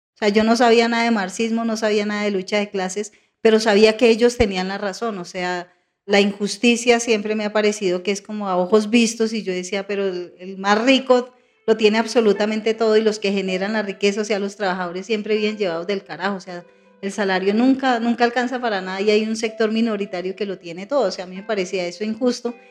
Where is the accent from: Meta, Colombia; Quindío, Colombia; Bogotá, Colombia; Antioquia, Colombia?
Bogotá, Colombia; also born or lived in Tolima; soy hija de padres inmigrantes, campesinos vinieron a, Bogotá, desplazados más por la, lo que uno llama la violencia estructural socioeconómica, o sea, en el campo no había mayores posibilidades. Y mi papi se vino a Bogotá con mi madre. Yo estaba muy, muy niña, tenía por ahí dos años